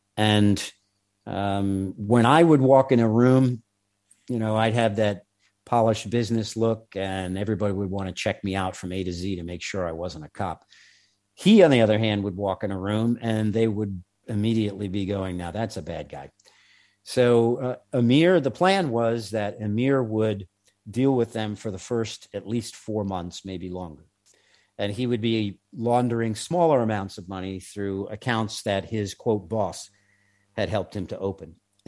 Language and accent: English; New York, United States; accent: New York; native New Yorkers, which I happen to be one of, but I was embarrassed out of my New York accent long ago.